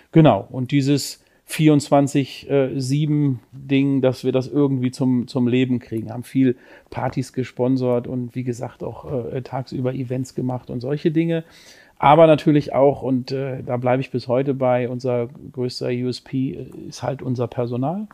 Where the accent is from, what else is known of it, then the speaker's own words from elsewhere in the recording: Lübeck, Schleswig-Holstein, Germany; now in Cologne, Germany; ich komme gebürtig aus Lübeck, bin mittlerweile, ich glaube, 25 Jahre in, in Köln